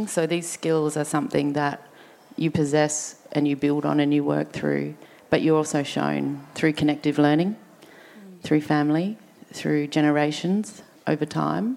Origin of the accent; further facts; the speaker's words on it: Adelaide, South Australia, Australia; we grew up here on Kaurna country.